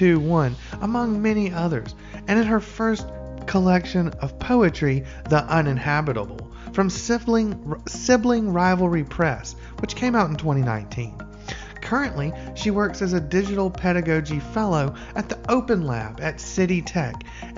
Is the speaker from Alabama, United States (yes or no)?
yes; Birmingham, Alabama, United States; moved away; I'm from the South too. I'm from Birmingham, Alabama. And so we can talk about being from displaced Southerners, right?